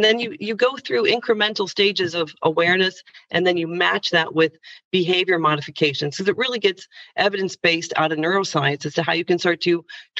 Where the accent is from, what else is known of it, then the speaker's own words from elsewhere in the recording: Indiana, United States; But growing up in Indiana, as a young girl who actually wanted to, at the time in the early 80s when I was growing up